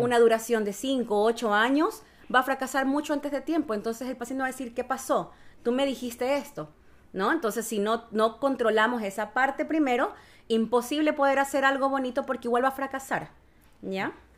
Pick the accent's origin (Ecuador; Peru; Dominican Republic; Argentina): Ecuador; moved away as an adult; now in Chile; soy de Ecuador, eh, ya llevo dos años viviendo acá en Chile